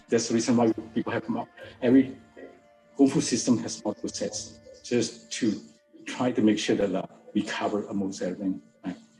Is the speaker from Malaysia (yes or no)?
yes; George Town, Penang, Malaysia; I was born in Malaysia. I was born in Penang. It's actually northern Malaysia. So we are very close to the Thai border